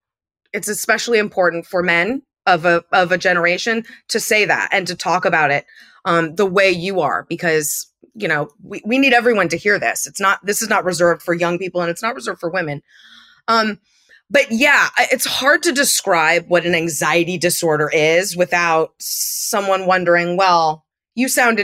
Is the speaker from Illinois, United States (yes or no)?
no; Andover, Massachusetts, United States; there was a ballet school in town where I grew up in Andover, Massachusetts.